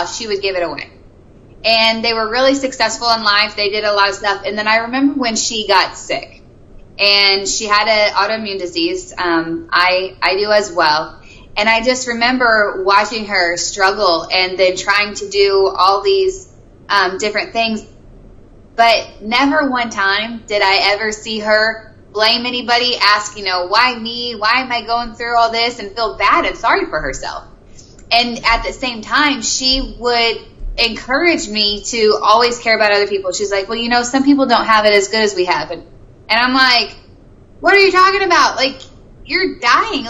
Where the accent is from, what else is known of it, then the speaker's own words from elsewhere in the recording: Missouri, United States; I'm from Missouri. My parents are in the ministry, so I was a PK kid growing up.